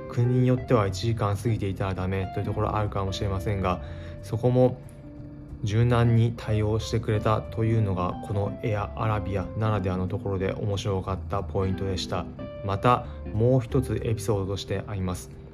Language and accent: Japanese; Japan; もちろんパスポートも提示して日本人だというふうに伝えました